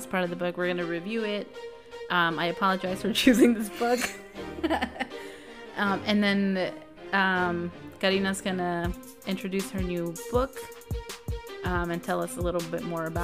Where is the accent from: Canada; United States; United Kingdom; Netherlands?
United States; we're American